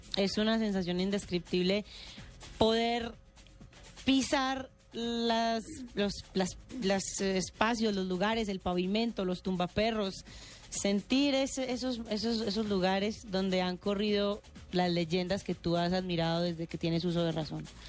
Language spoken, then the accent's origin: Spanish; Medellín, Antioquia, Colombia; accent: paisa; yo soy de Medellín